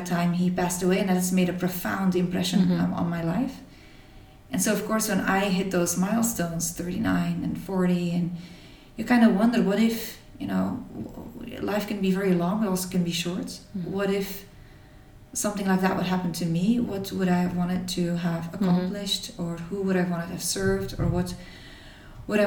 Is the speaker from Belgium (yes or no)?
yes; Belgium; I grew up in Belgium, in a small town here, with a dedicated family